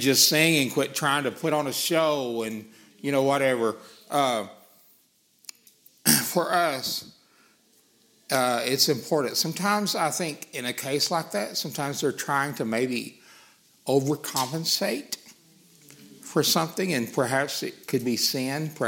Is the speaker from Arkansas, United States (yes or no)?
yes; Arkansas, United States; accent: Arkansas; my Arkansas accent